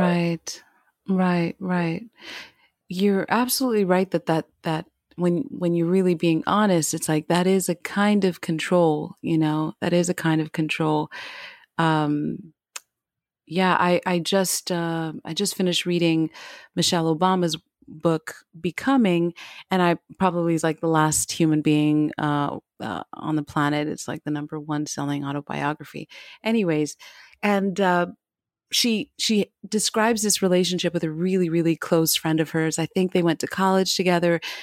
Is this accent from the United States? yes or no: yes; United States; now in Paris, France; I'm an American, uh, Black American girl that that lives in Paris